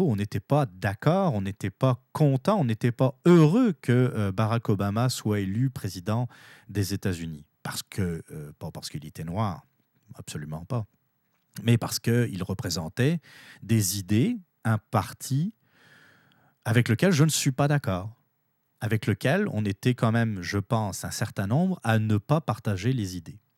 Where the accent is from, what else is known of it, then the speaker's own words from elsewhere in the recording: Canada; Maintenant, en tant que Canadien, mais aussi pour les Américains, nous avons tous intérêt à ce que ça se passe le mieux possible.